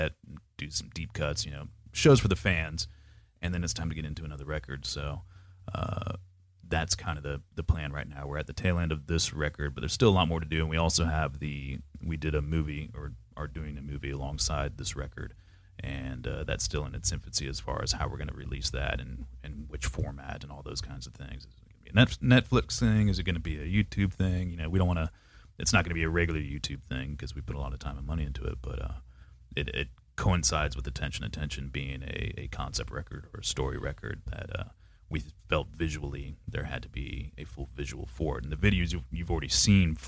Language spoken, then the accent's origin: English; Panama City, Florida, United States; now in Jacksonville, United States; I grew up in Panama City, Florida, and we were known for our paper mill smell